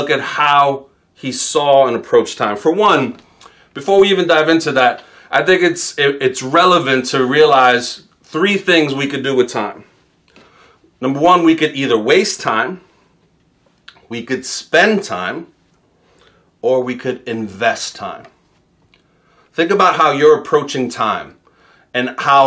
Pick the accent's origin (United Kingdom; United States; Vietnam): United States; New York City, New York; as a New Yorker, I didn't start driving till I was 26